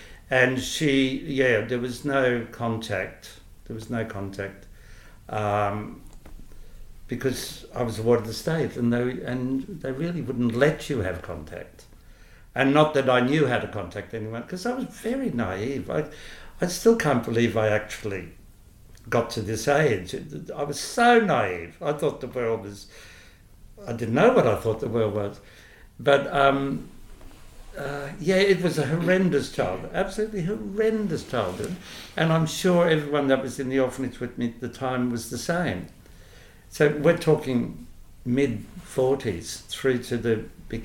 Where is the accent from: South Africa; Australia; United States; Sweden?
Australia; Queensland; moved away; I'm from Queensland, originally